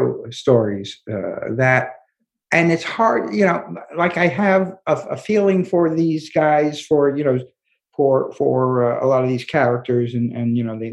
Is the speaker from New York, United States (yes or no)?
yes; New York City, New York, United States; I'm from Brooklyn